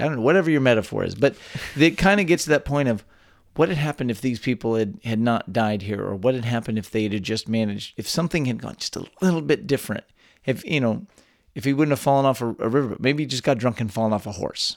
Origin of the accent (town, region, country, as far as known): Texas, United States; born or raised there